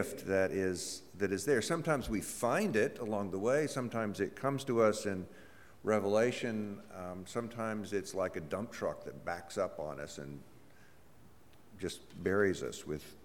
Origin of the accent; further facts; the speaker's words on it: Mississippi, United States; I'm from Mississippi